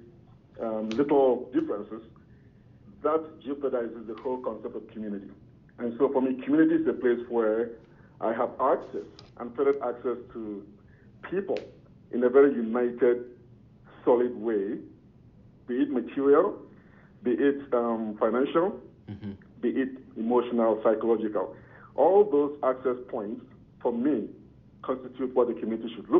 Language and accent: English; Ghana; now in Calgary, Canada; I'm originally from Ghana.